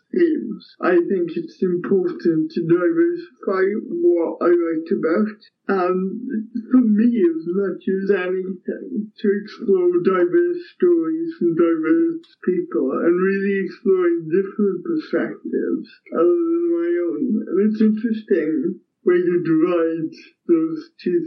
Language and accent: English; Port Talbot, Wales, United Kingdom; I'm from Port Talbot